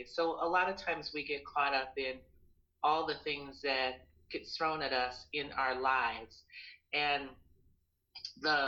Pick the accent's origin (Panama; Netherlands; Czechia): Panama; now in United States; for me, growing up in Panama